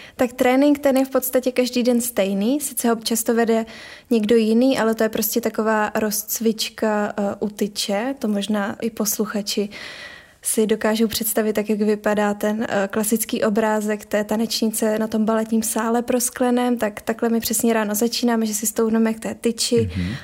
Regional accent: Prague, Czechia; now in Ostrava, Czechia; přiběhla jsem až z Prahy.

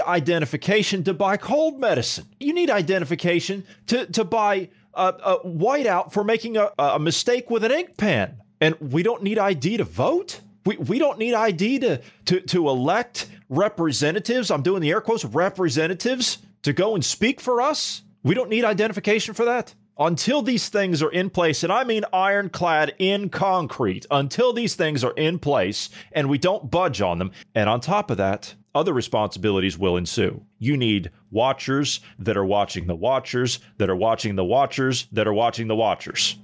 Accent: United States; moved away; I'm an American citizen, but I live in a foreign country

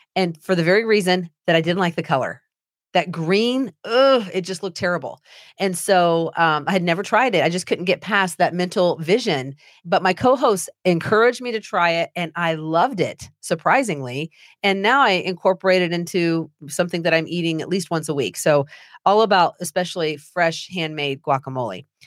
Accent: Anderson, Indiana, United States; I grew up in Anderson, Indiana.

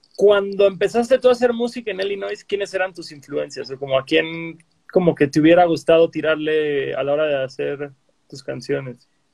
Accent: Cancún, Quintana Roo, Mexico; yo que soy de Cancún

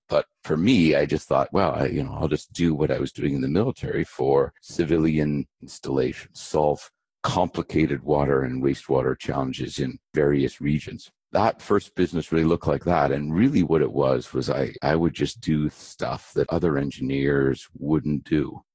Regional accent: Abbotsford, British Columbia, Canada; also born or lived in Vancouver, British Columbia; I was born in Vancouver, British Columbia. I grew up in a little town west of Vancouver called Abbotsford

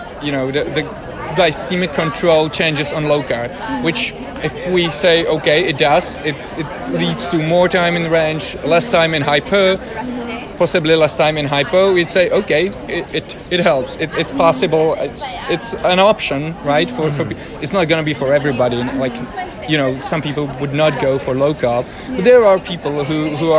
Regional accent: Prague, Czechia; I'm from Prague, Czechia, in Europe

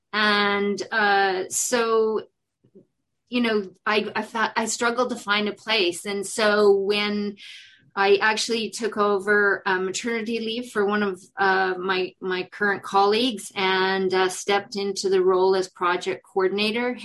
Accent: Prince George, British Columbia, Canada; moved away as an adult; also born or lived in South Africa; when I came back to Canada, I had to come back to my hometown and and and be amongst my family

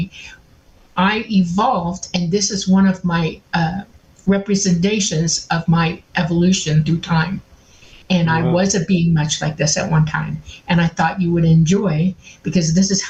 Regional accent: Miami, Florida, United States; I grew up mostly in Miami

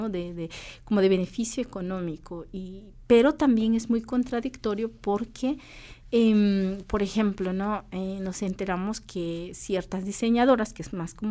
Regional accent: Chichicastenango, Quiché, Guatemala; yo soy de Chichi, es un gusto de una chichica azteca que lo hizo una mujer de Santiago Titlán.

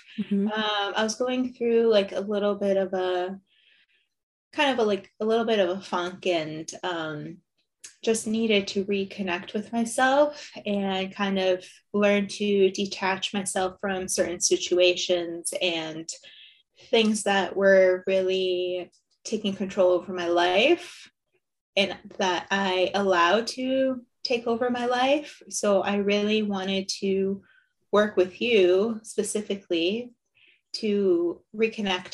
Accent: Windsor, Ontario, Canada; born and raised in Windsor.

